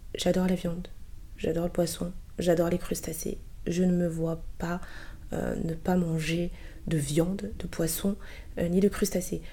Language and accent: French; Côte d’Ivoire; moved away; je suis ivoirienne